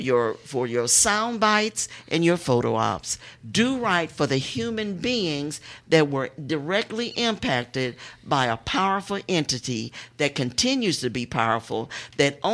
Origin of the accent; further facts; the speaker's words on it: Houston, Texas, United States; a lot of us were born in Fifth Ward. I was born on Lyons Avenue.